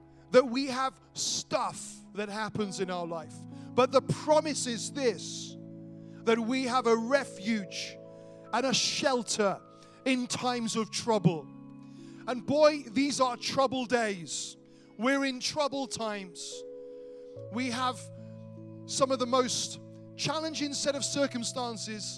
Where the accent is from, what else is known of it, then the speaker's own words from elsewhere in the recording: Wales, United Kingdom; I grew up in Wales.